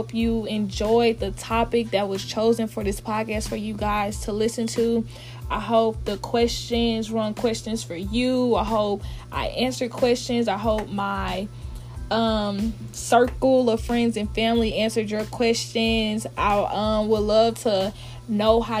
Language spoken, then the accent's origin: English; Dallas, Texas, United States; moved away as an adult; also born or lived in Ohio; now in Oklahoma, United States; I am from Dallas, Texas